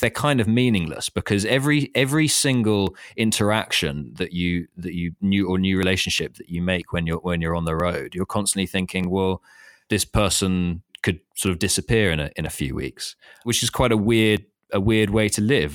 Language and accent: English; London, United Kingdom; moved away as an adult; also born or lived in Thailand; I was working in London, and I grew up in London